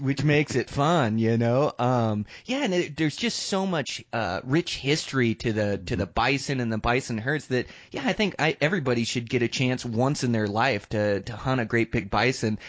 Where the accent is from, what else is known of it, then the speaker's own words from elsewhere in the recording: Western Washington, United States; moved away; also born or lived in Seattle; I grew up in Western Washington